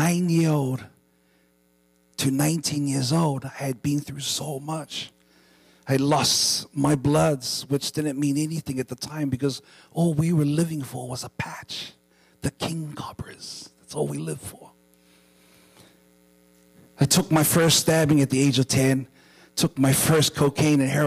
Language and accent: English; New Zealand; I was born and raised in New Zealand